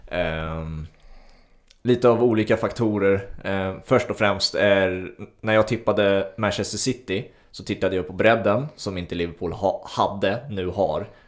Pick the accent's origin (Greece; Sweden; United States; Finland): Sweden; som svensk